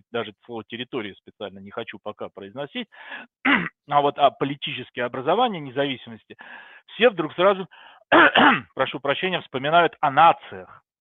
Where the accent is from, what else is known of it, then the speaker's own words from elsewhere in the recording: Saint Petersburg, Russia; now in Austria; родился и вырос в Петербурге, а потом переехал на проживания в Австрию, где сейчас, собственно говоря, и достаточно давно уже проживаю.